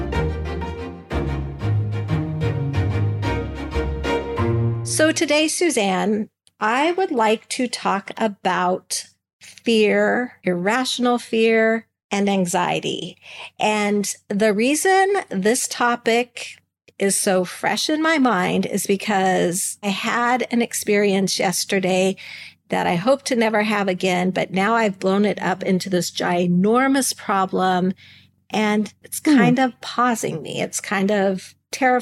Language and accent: English; Alaska, United States; moved away; I'm from Alaska. I live where there are bears and moose and other really big things to be worried about